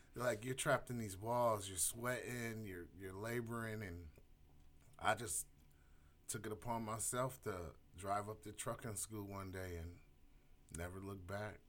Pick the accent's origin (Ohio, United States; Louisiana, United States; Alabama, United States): Ohio, United States; Elyria; I grew up in Elyria